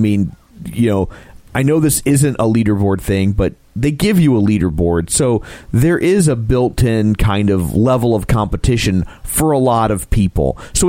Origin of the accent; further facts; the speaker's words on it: United States; Well, I'm American, so it's baño.